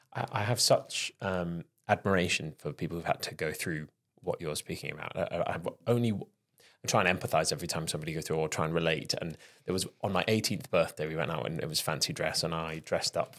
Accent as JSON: {"language": "English", "town": "Penarth", "region": "Wales", "country": "United Kingdom", "tie": "born or raised there", "said": "on the coast in Wales, down near Cardiff"}